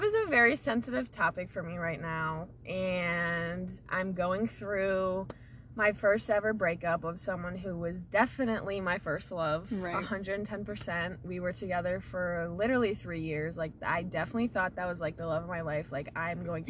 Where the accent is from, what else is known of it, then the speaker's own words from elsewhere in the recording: Florida, United States; where I grew up in Florida